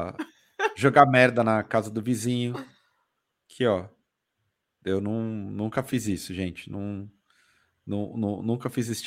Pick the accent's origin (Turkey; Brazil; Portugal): Brazil; Eu sou do mundo, eu sou do Brasil, eu sou do desalmado.